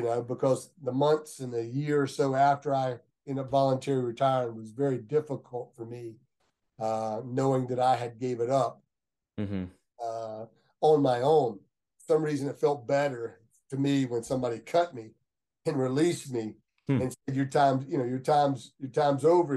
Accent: Lakeland, Florida, United States; also born or lived in Mulberry, Florida; now in Gainesville, United States; I grew up in Lakeland

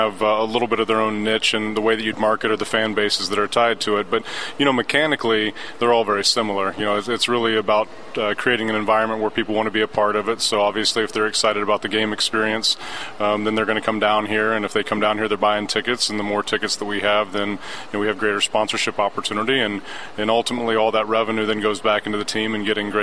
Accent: Sidney, Ohio, United States; moved away as an adult; also born or lived in Portland / Columbus; now in Indiana, United States; I grew up just actually on the other side of the border with Ohio, just north of Dayton, Ohio, Sydney

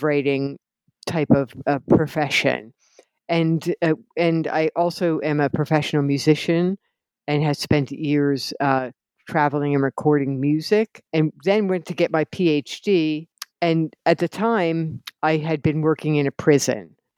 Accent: New Jersey, United States; I grew up in New Jersey in an Italian-American family

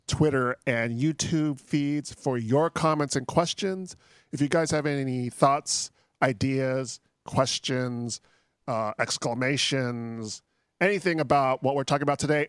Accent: Philippines; I'm Filipino

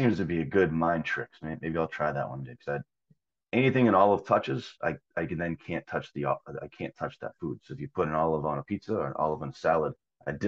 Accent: Wakefield, Massachusetts, United States; I grew up in Massachusetts. I grew up near Boston, a town called Wakefield.

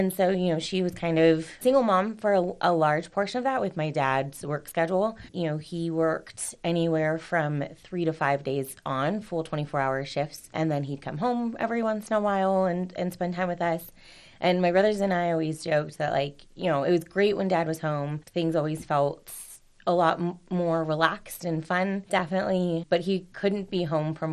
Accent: Rancho Cucamonga, California, United States; also born or lived in Duarte, California / Montecito Heights, Los Angeles, California; that's where I was born, in Duarte, California, and then ended up moving out to Alta Loma, California, which is now Rancho Cucamonga, California

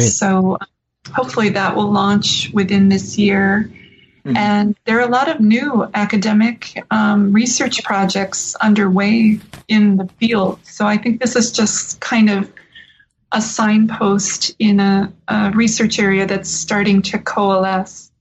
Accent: Southern California, United States; now in Iowa, United States; I grew up in Southern California, although my parents are Midwesterners.

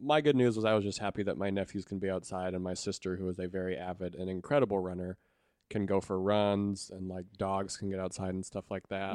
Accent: Montana, United States; moved away; I'm from Montana originally

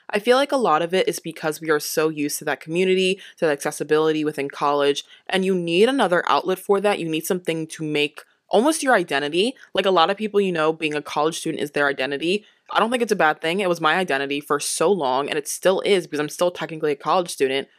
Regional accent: Delaware, United States; I'm from Delaware too.

